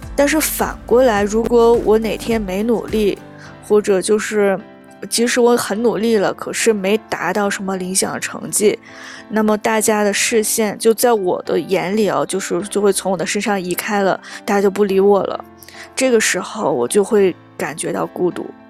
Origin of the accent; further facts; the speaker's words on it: China; 我们中国人受恐龙文化的熏陶就从小到大